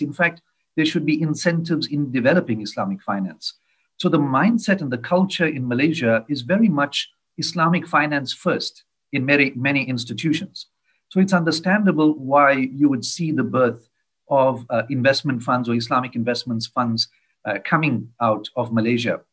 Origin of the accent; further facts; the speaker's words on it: South Africa; I'm from South Africa